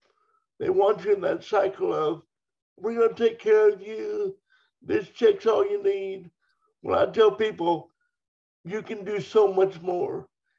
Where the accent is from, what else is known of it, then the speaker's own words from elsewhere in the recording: Dover, Oklahoma, United States; growing up in Oklahoma. I grew up on a farm